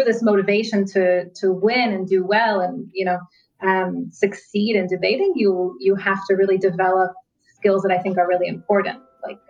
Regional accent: United States; moved away as an adult; also born or lived in Israel; I grew up in the United States, so I went to high school

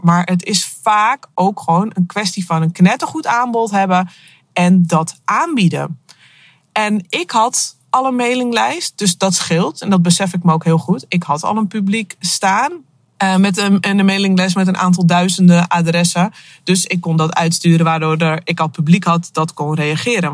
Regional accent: Akersloot, North Holland, Netherlands; moved away; Op dit moment eh, zit ik in mijn auto op de parkeerplaats bij Van de Valk in Akersloot. Eh, wel leuk, want het is het eh, dorp waar ik opgegroeid ben.

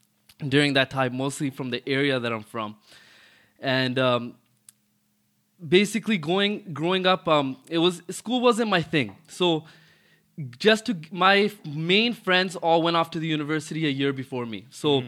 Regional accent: Toronto, Ontario, Canada; Yeah, I'm born and raised in Rexdale in Toronto. Growing up was nothing crazy.

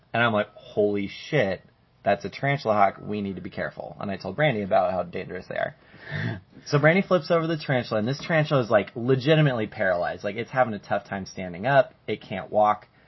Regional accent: Colorado, United States; now in Arizona, United States; we're from Colorado

